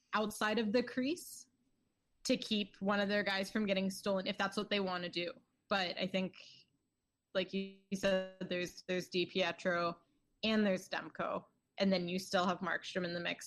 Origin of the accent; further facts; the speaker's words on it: Towson, Maryland, United States; I was born in Towson, Maryland